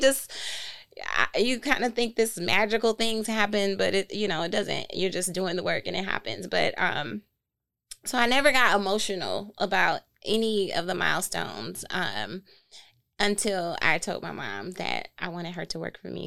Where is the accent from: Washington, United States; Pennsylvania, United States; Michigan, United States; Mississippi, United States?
Michigan, United States; Flint; moved away as an adult; also born or lived in New York; now in Detroit, United States; we're both from Flint